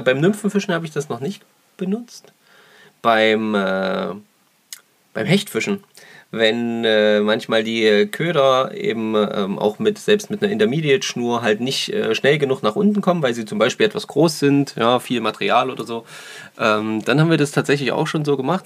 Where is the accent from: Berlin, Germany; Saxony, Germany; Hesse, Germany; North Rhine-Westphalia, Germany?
Saxony, Germany; bei uns in Sachsen